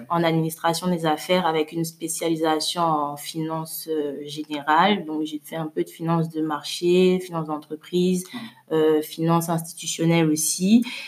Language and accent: French; Abidjan, Côte d’Ivoire; also born or lived in Suresnes, France / Lomé, Togo; je suis née en France, mais j'ai grandi à Abidjan